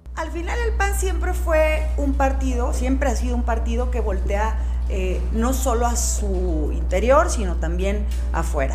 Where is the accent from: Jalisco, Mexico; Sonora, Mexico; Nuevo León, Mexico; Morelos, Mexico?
Jalisco, Mexico; lo que nos ha ido mal como mexicanos, como jaliscienses